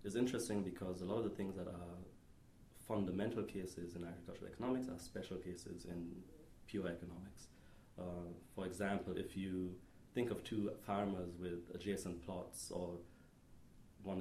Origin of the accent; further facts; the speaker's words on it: Detmold, North Rhine-Westphalia, Germany; moved away as an adult; now in Stanford, United States; I grew up in Germany